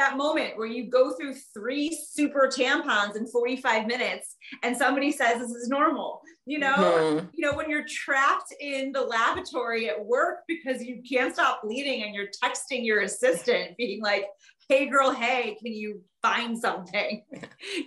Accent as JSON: {"language": "English", "town": "Detroit", "region": "Michigan", "country": "United States", "tie": "born or raised there", "said": "Detroit, because that's where I grew up"}